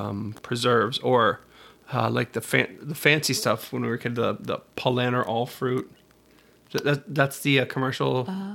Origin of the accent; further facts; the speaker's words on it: Florida, United States; also born or lived in Georgia; So I was born in Georgia, but then we moved back to Florida and I grew up here. You know, so I'm from here, but I wasn't even born here.